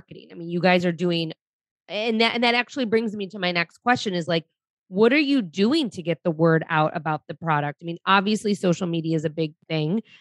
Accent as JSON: {"language": "English", "town": "Detroit", "region": "Michigan", "country": "United States", "tie": "born or raised there", "said": "I grew up in Detroit."}